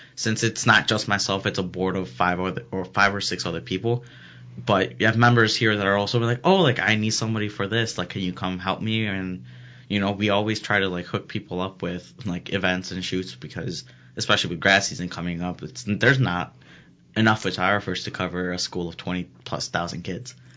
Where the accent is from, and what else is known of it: Elgin, Illinois, United States